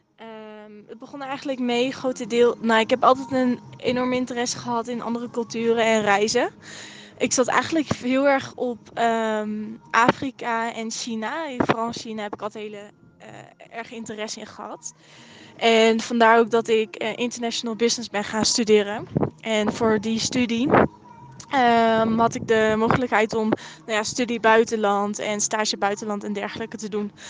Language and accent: Dutch; Netherlands; hoe blijer ik ben om Nederlands te zijn.